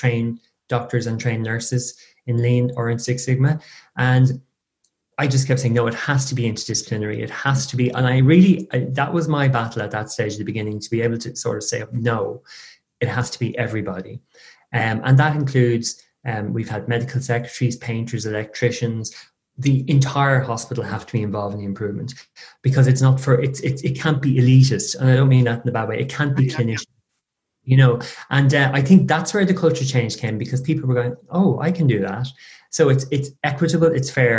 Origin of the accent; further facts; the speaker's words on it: Ireland; I tend to waffle on being very Irish.